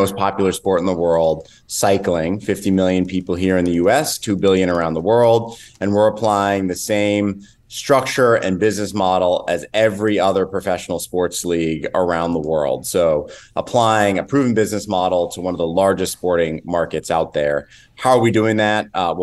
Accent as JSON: {"language": "English", "region": "Northern California", "country": "United States", "tie": "born or raised there", "said": "I grew up in Northern California"}